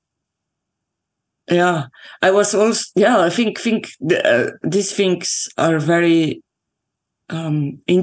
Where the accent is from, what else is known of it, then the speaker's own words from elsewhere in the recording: Slovenia; I grew up in Slovenia